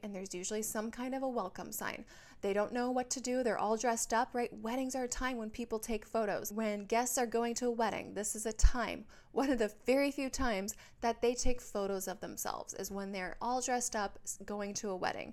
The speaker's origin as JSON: {"language": "English", "region": "Minnesota", "country": "United States", "moved": "yes", "lives_now": "Southern California, United States", "said": "I live in Southern California, but I'm from Minnesota"}